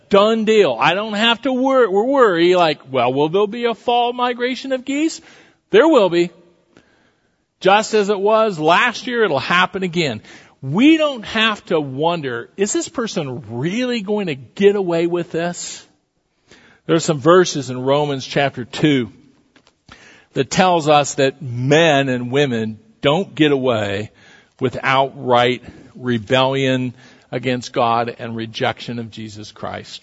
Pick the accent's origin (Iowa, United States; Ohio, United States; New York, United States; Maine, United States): Iowa, United States; southwest; When I was a kid growing up in southwest Iowa